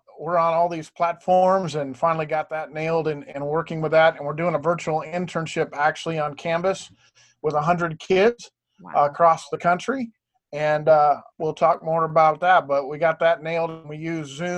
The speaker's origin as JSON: {"language": "English", "town": "Tucson", "region": "Arizona", "country": "United States", "tie": "born or raised there", "also_born_or_lived": "Ohio", "said": "I've been in Arizona since 73 when I moved here from Ohio. I got into education because I was a CTE student in Tucson"}